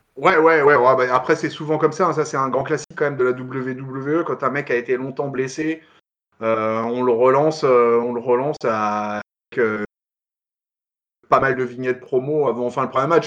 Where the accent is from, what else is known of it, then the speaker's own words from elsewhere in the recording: France; nous on est français